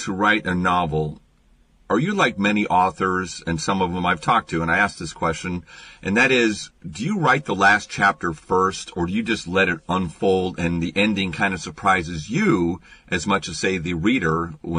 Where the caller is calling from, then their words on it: Seattle, Washington, United States; I'm calling you from Seattle